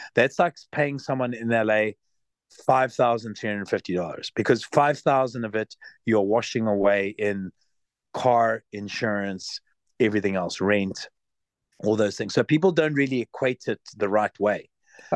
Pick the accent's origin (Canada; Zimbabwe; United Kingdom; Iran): Zimbabwe; also born or lived in South Africa; now in Los Angeles, United States; I was from Zimbabwe